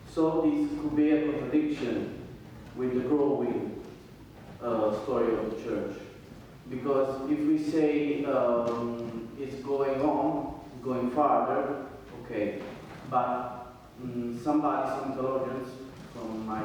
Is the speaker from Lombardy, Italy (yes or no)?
no; Naples, Campania, Italy; English is a second language; Yes, I'm from Naples.